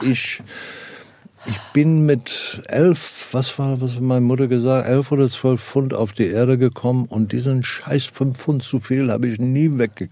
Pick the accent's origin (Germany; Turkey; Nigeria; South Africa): South Africa; moved away; Ich komme, komme aus Südafrika